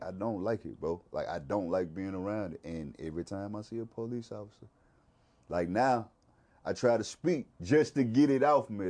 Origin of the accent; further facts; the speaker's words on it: Mississippi, United States; I'm from, I'm from Mississippi